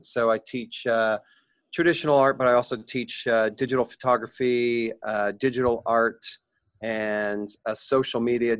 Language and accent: English; Lakewood, Ohio, United States; also born or lived in Cleveland, Ohio; now in Portland, United States; I grew up in Cleveland, Ohio, grew up in Lakewood, Ohio, which is the very first suburb to the west of Cleveland.